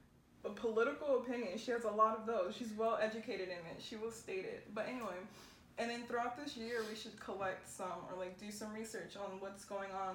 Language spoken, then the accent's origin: English; United States; I'm American